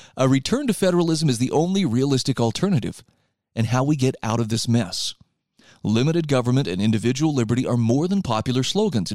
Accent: Utah, United States; here in my home state of Utah

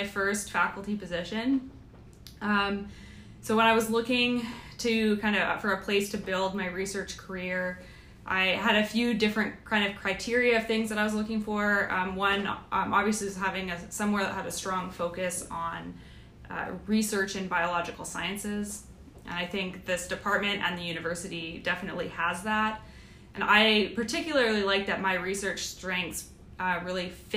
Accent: Canada; moved away as an adult; also born or lived in Victoria, Canada / Adelaide, Australia / Vancouver, Canada; now in United States; I am Canadian

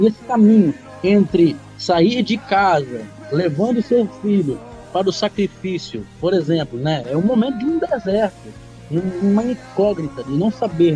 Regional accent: Florianópolis, Santa Catarina, Brazil; also born or lived in Goiânia; now in Brussels, Belgium; eu saí de Florianópolis, eu sou catarinense

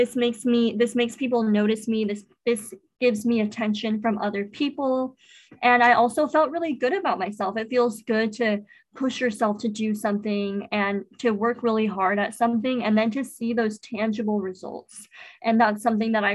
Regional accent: Apple Valley, United States; where I grew up in Apple Valley

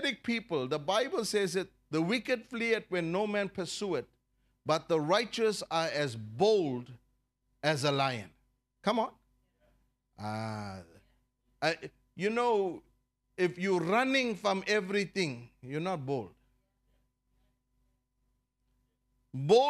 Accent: South Africa; I'm a South African citizen. I'm loyal to this country

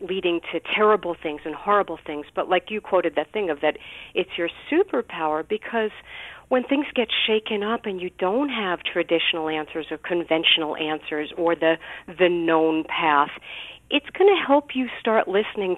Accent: New York City, New York, United States; I grew up in Brooklyn, New York, and my family is Orthodox Jewish.

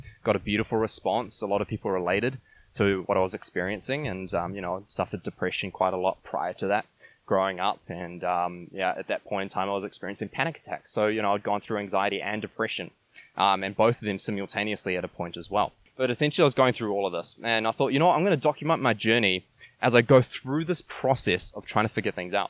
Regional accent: New Zealand; moved away as an adult; also born or lived in Quebec City, Canada; I come from New Zealand

